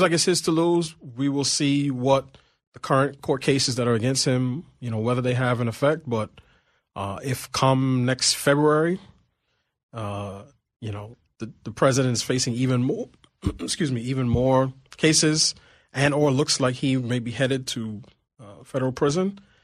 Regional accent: New York City, New York, United States; moved away as an adult; now in Washington, D.C., United States; I grew up in Queens

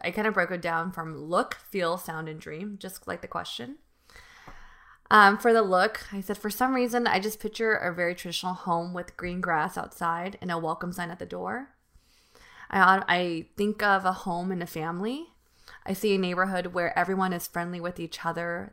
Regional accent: United States; I am born and raised in America

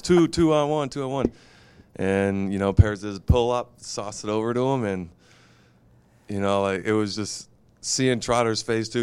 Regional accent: United States; I'm, I'm an American, but I'm also dual citizen

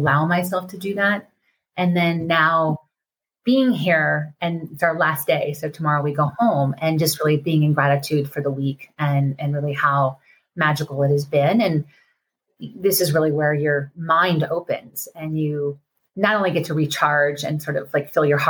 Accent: Colorado, United States; I'm from Colorado in the mountains

